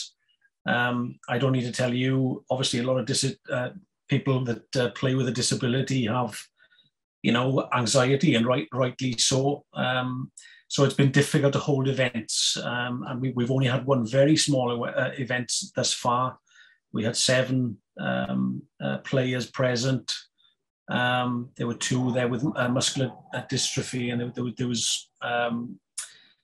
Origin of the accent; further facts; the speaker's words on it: Wales, United Kingdom; moved away as an adult; now in Waterford, Ireland; You can tell by my accent there, I'm from Wales, but I've been here over 20 years now